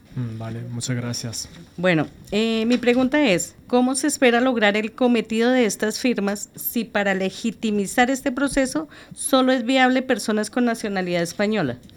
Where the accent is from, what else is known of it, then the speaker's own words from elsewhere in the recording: Colombia; now in Spain; líder social comunitaria y nacionalidad colombiana